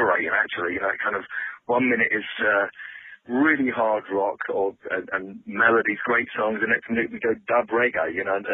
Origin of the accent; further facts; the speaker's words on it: London, United Kingdom; moved away; we're all from London